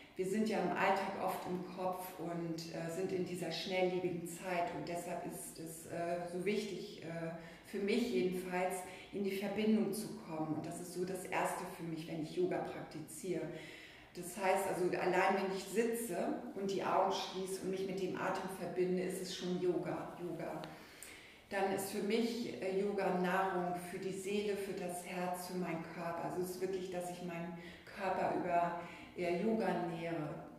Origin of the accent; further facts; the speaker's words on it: Finland; moved away; Ich bin ja nun in Finnland geboren und da ist die Wintersonnenwende immer großes Thema gewesen und wird ja auch gefeiert über das Julefest, das Lichterfest